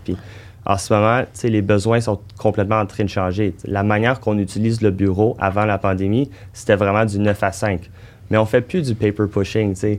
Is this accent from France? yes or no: no; Montreal, Quebec, Canada; notre premier projet en tant que Montréalais